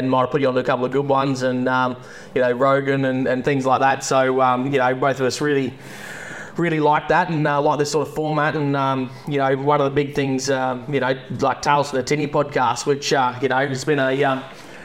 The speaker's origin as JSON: {"language": "English", "area": "Moyle River", "region": "Northern Territory", "country": "Australia", "tie": "born or raised there", "also_born_or_lived": "Toowoomba, Queensland / Borroloola, Northern Territory", "said": "went to boarding school, but first cut my teeth in places like the Moyle River"}